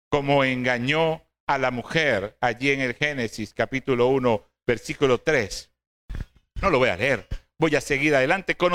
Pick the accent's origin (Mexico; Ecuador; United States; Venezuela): Venezuela; Cabudare, Lara; oh, no soy de Barquisimeto, hermano, somos orgullosamente de Caudares.